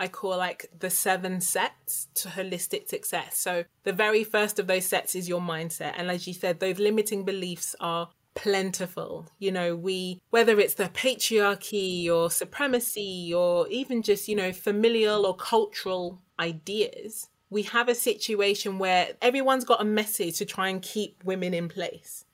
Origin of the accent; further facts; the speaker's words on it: United Kingdom; I was born in the UK. So I'm the child of an immigrant